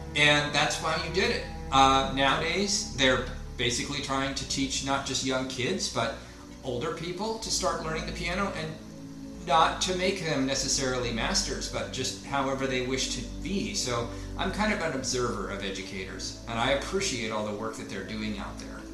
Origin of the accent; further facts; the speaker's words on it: Portland, Oregon, United States; I'm from the Portland area in Oregon